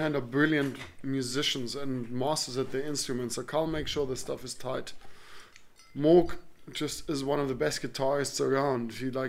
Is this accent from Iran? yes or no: no; South Africa